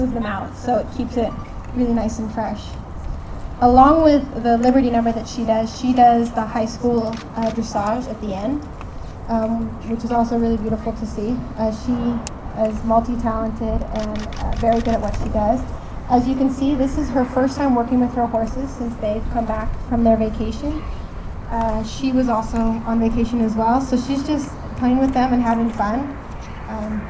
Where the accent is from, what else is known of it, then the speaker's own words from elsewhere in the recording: United States; I'm American, so I talk to my horses in English